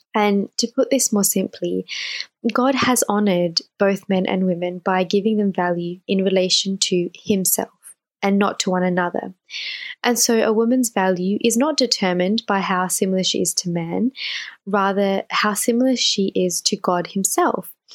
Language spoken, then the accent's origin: English; Australia; born and raised in Australia